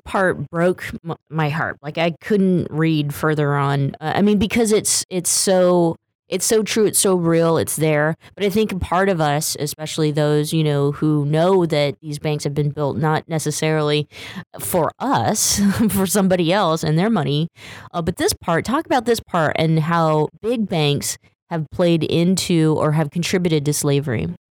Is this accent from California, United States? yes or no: yes; Stockton, California, United States; my hometown, Stockton, California